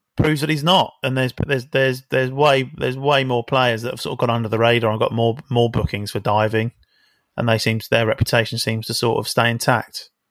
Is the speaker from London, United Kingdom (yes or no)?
yes; London, United Kingdom; I'm from South London